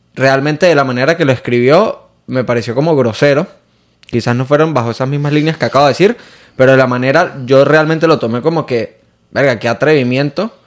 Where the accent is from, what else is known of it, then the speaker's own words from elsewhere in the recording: San Cristóbal, Táchira, Venezuela; moved away as an adult; now in Miami, United States; Él es también de, de mi misma ciudad de San Cristóbal